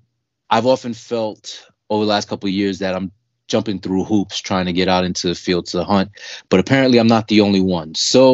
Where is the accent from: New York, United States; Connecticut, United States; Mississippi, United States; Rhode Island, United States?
New York, United States; New York City; That's where I grew up. Yeah. Born and raised. I grew up on Ocean Parkway and 18th Avenue.